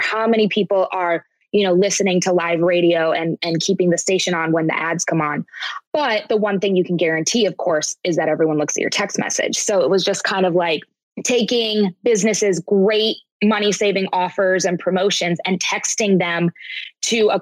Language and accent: English; Iowa, United States; Both of us are born and raised in Iowa